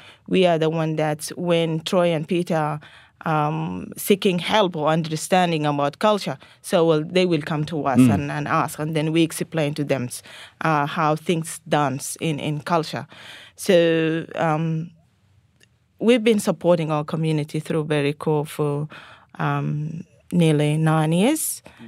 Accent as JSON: {"language": "English", "country": "Sudan", "tie": "born or raised there", "moved": "yes", "lives_now": "Australia", "said": "I was born and raised in North Sudan, but originally my parents from South Sudan."}